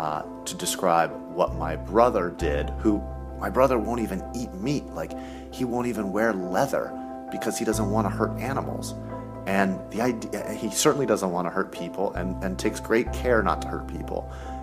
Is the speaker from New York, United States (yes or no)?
yes; Rockaway, New York, United States; we grew up in Rockaway, in New York, and she said there's tons of cops and firefighters that live where we live.